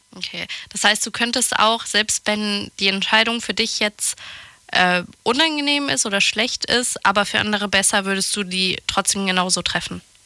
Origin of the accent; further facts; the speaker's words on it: France; moved away; bei uns in, in Frankreich